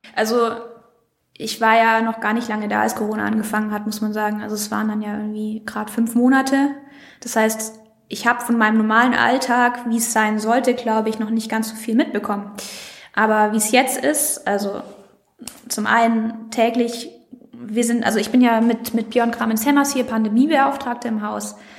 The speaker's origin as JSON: {"language": "German", "town": "Villingen-Schwenningen", "region": "Baden-Württemberg", "country": "Germany", "moved": "yes", "said": "Ich komme aus Villingen-Schwenningen"}